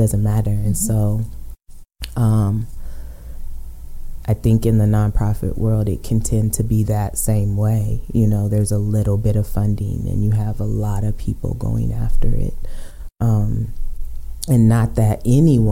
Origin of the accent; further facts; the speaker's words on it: Aurora, Colorado, United States; I'm born and raised in Aurora, so mm-hmm. I know Aurora. I've been there for 46 years